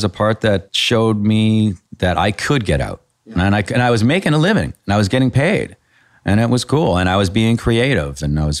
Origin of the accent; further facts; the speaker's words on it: Canada; So that's because being Canadian.